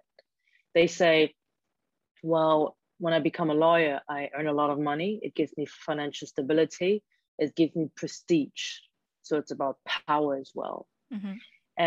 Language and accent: English; Germany; first language German; English is a second language; now in Hong Kong; I grew up in a Chinese household, but I was born and raised in Germany by Hong Kong Chinese parents